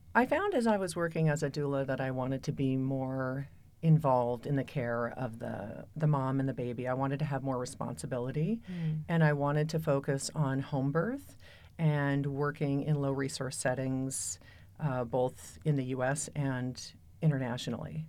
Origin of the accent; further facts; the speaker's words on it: Pacific Northwest, United States; also born or lived in San Francisco / Seattle; now in Boulder, United States; I came from the Pacific Northwest by way of San Francisco.